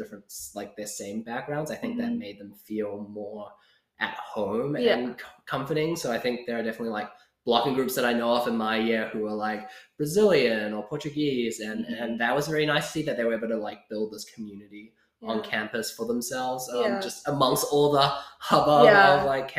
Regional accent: Auckland, New Zealand; moved away as an adult; also born or lived in China; now in Cambridge, United States; I'm from Auckland

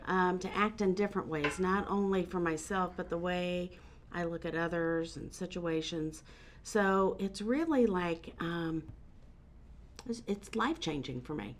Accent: Muncie, Indiana, United States; moved away as an adult; now in North Carolina, United States; I am from Indiana. Have been in North Carolina since 2006

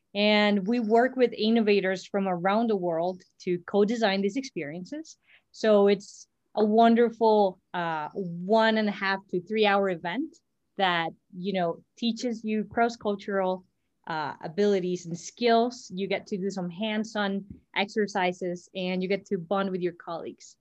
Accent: Costa Rica; I am Costa Rican, born and raised in Costa Rica

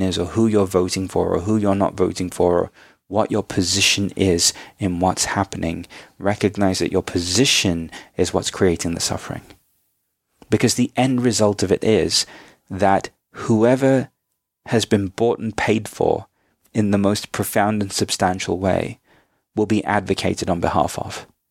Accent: United Kingdom; also born or lived in India (ancestry); now in United States; I'm now an American citizen as well as a British national, I'm a dual national

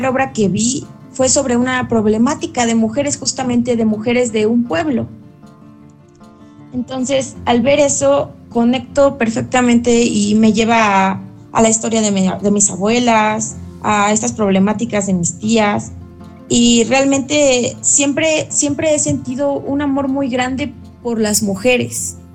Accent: Hidalgo, Mexico; moved away; Mm, bueno, yo soy del estado de Hidalgo.

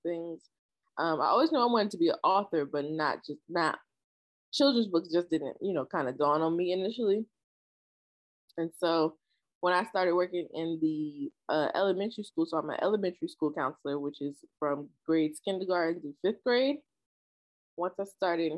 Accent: Trenton, New Jersey, United States; I am from Trenton, New Jersey, born and raised.

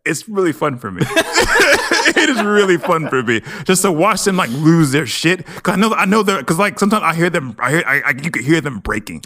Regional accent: Nigeria; I'm Nigerian.

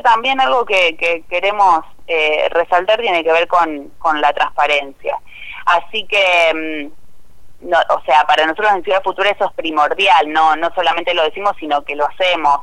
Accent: Cañada de Gómez, Santa Fe, Argentina; yo soy de la ciudad de Cañada de Gómez, eh, nací y viví toda mi vida en Cañada de Gómez

